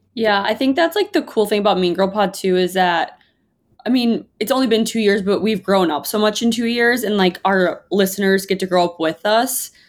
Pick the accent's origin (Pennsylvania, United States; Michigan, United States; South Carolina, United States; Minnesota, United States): Minnesota, United States; moved away; I'm from Minnesota